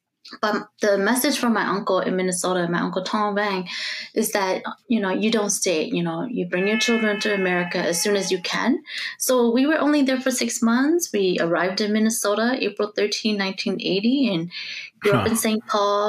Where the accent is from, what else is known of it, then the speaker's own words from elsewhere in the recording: Laos; born there; I was born in Laos and approximately 1971.